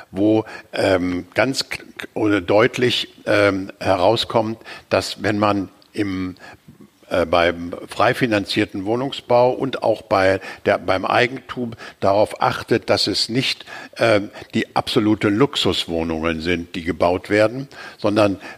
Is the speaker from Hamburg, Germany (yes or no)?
yes; Hamburg, Germany; die lokalen Vorteile von Hamburg hervorrufen, also meiner Heimatstadt.